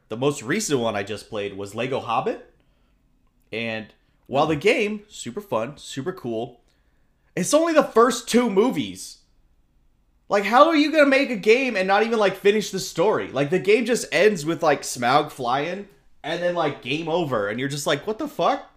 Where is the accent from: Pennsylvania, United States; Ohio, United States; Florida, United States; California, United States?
California, United States; Southern; growing up in Southern California here